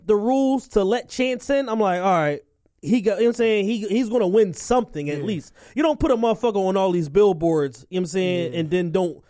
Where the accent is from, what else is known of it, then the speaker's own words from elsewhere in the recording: Philadelphia, Pennsylvania, United States; But I'm a Philadelphian, so everybody, you know what I'm saying?